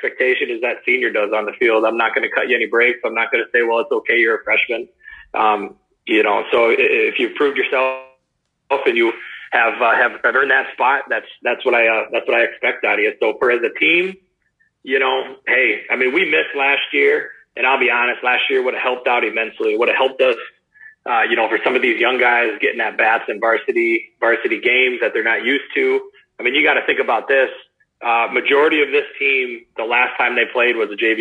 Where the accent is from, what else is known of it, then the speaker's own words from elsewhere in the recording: Cuba City, Wisconsin, United States; I grew up in Cuba City, Wisconsin. I grew up on a dairy farm